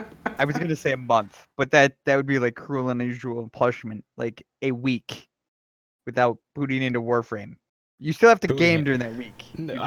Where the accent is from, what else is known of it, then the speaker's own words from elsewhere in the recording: Wisconsin, United States; And yes, I'm from Wisconsin. I'm not from the deep south. Just so we're clear on that. I was born and raised in Wisconsin